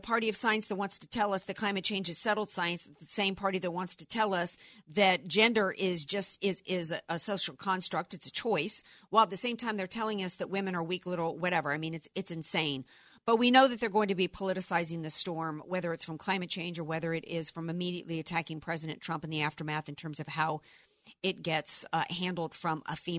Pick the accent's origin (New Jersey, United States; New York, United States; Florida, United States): Florida, United States; the South, Florida Panhandle, United States; moved away; also born or lived in New Orleans, Louisiana; I grew up in the South, spent a lot of my childhood in the Panhandle. Florida